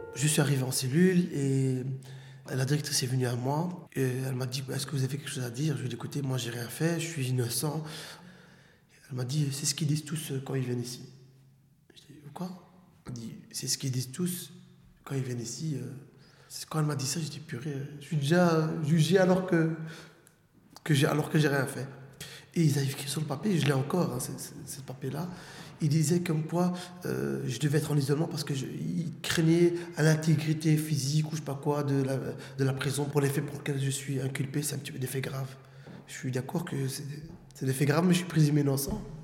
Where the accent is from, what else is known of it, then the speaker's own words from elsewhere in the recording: Molenbeek, Brussels-Capital Region, Belgium; j'ai grandi à Molenbeek, entre Étendard et Comte de Flandre.